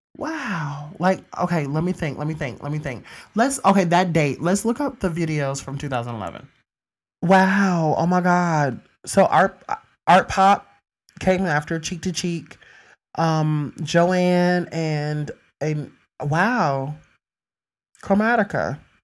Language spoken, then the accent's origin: English; Mississippi, United States; my hometown, Mississippi